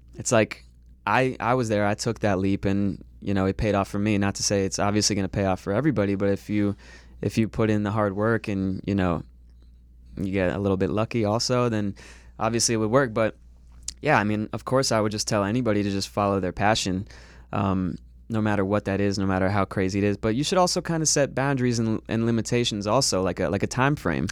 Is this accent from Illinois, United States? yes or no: no; Fort Lauderdale, Florida, United States; moved away as an adult; now in Los Angeles, United States; I grew up in Florida.